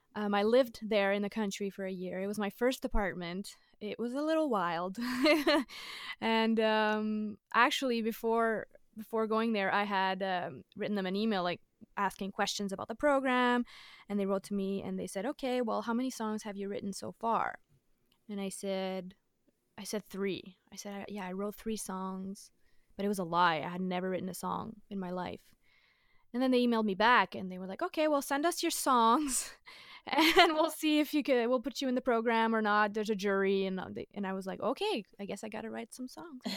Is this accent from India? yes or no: no; Dorval, Quebec, Canada; also born or lived in Verdun, Quebec; I grew up in Dorval, which is, uh, the suburbs of Montreal